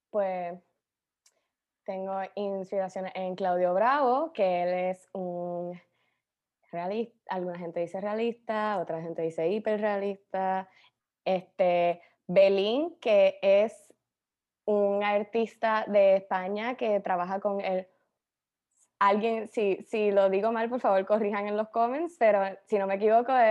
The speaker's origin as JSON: {"language": "Spanish", "town": "Cagua", "region": "Aragua", "country": "Venezuela", "said": "Más, es más fácil decir que soy de Cagua"}